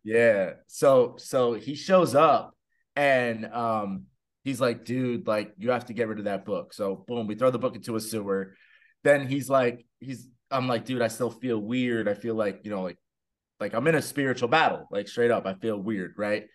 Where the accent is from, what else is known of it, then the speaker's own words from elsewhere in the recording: New Jersey, United States; I'm from Jersey